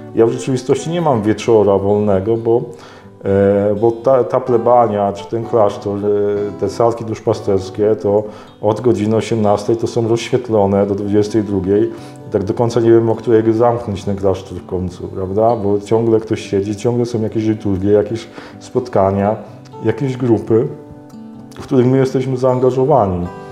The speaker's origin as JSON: {"language": "Polish", "town": "Myszków", "region": "Silesian Voivodeship", "country": "Poland", "tie": "born or raised there", "moved": "as an adult", "lives_now": "Toruń, Poland", "said": "wychowałem się w bardzo prężnej takiej parafii duszpasterskiej w Myszkowie, na Mijaczowie"}